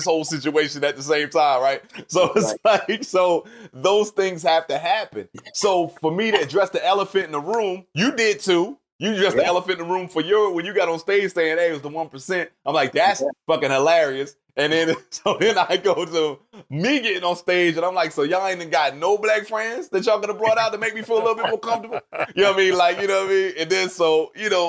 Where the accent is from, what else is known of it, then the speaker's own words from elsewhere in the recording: Camden, New Jersey, United States; now in Charlotte, United States; I'm from Camden, New Jersey, which most people will recognize as the murder capital of the world